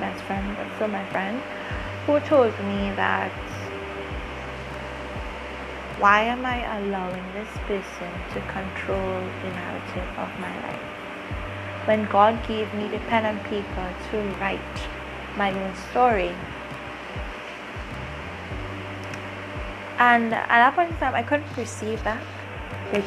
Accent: Trinidad & Tobago

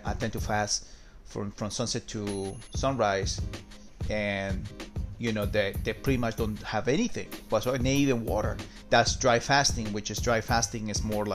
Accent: Peru; So I'm from South America myself. I'm from Peru

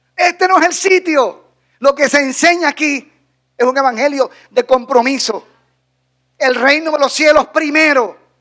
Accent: Dominican Republic

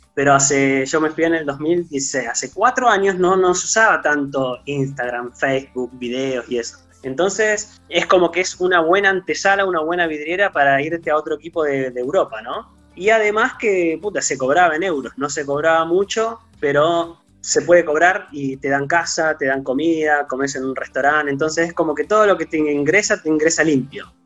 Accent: Trelew, Chubut, Argentina; now in Chile; Yo soy del sur, yo soy de Trelew

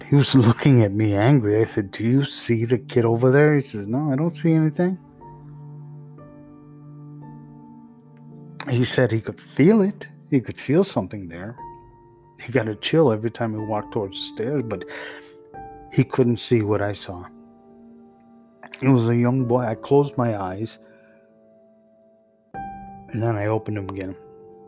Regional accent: Chicago, Illinois, United States; the back of the yards, a neighborhood I grew up in here in Chicago

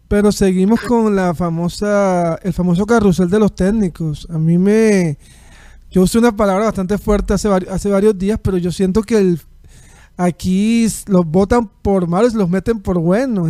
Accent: Colombian Caribbean coast, Colombia; como costeño

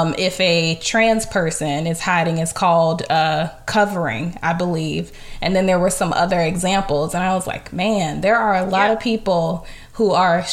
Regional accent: Virginia, United States; accent: Southern; I'm from Virginia, so when I speak often, especially if I'm comfortable with you, you'll hear Southern in my voice a lot and in my accent

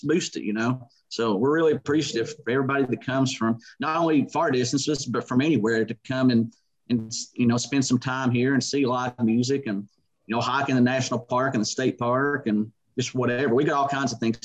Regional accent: southeastern Kentucky, United States; I was born and raised here

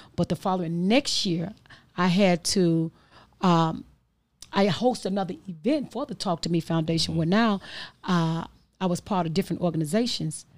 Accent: Chicago, Illinois, United States; I'm from the Austin community

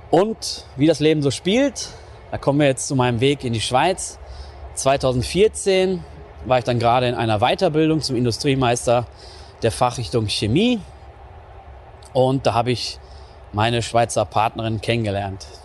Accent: North Rhine-Westphalia, Germany; Ich komme aus NRW. Das wissen wahrscheinlich die meisten schon. Aus dem östlichen Ruhrgebiet, gerade so am Rand, kann man sagen. Und ähm, ja, war so eine mittelgroße Stadt, irgendwie so 50.000 Einwohner. Klassische Bergarbeiterstadt

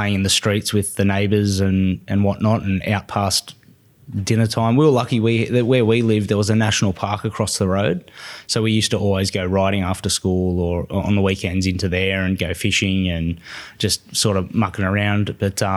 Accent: Coffs Harbour, New South Wales, Australia; now in Sydney, Australia; I was born in Coffs Harbour. Born and grew up in Coffs Harbour.

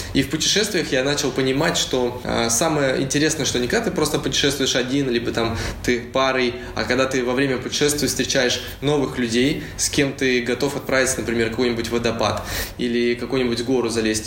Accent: Uralsk, West Kazakhstan Region, Kazakhstan; moved away as an adult; also born or lived in Saint Petersburg, Russia; now in Bali, Indonesia; Я родился в Уральске, закончил там школу и поехал учиться в Петербург

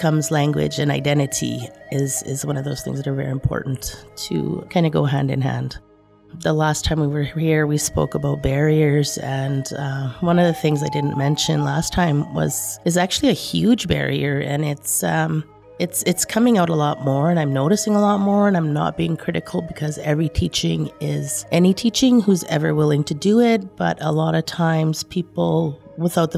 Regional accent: Opaskwayak Cree Nation, Manitoba, Canada; moved away as an adult; now in Winnipeg, Canada; I come from Opaskwayak Cree Nation. I'm currently living in Winnipeg. I've been in Winnipeg for about 25 years.

